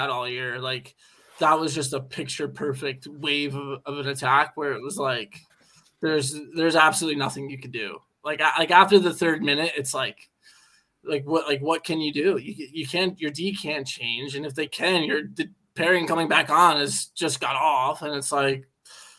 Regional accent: United States; moved away as an adult; now in Belfast, United Kingdom; I'm from the United States

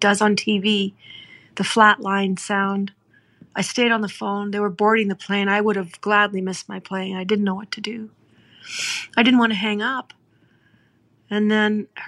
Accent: Gordondale, Alberta, Canada; growing up in Gordondale

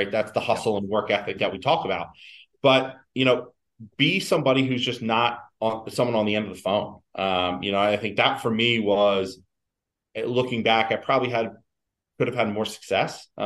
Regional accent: East Coast, United States; originally from the East Coast. Um, my wife's from the East Coast, and, and, you know it made sense. I always knew I wanted to get back this way.

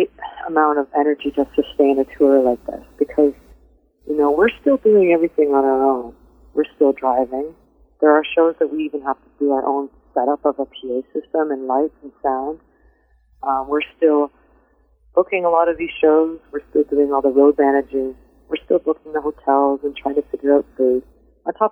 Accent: London, Ontario, Canada; My hometown is London

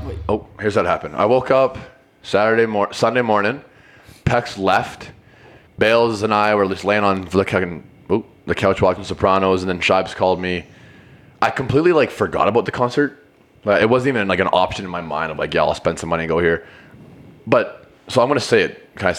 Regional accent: Alberta, Canada; I think it's because we're from Alberta, and so are they, so we just grew up with it.

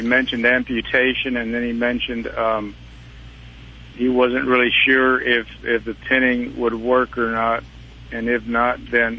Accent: Temple, Texas, United States; in Houston visiting, but we are from Temple.

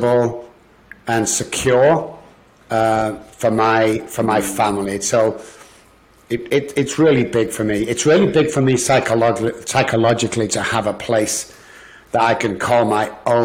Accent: Manchester, North West England, United Kingdom; moved away as an adult; also born or lived in Liverpool; now in United States; I'm from Manchester, England

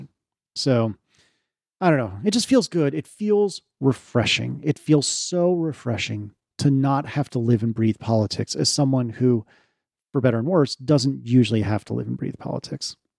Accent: United States; we're American

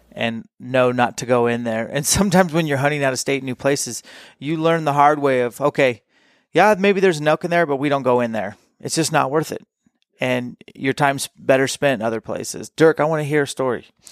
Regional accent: Washington, United States; I am from Washington

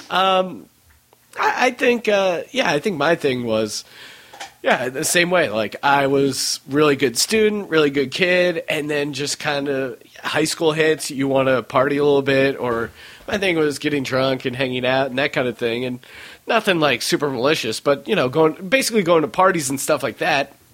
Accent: Utah, United States; born there; also born or lived in New York / Colorado / Pennsylvania; I was born in Utah, lived in upstate New York, then I lived in Colorado, then I moved back to Pennsylvania, where my parents are originally from

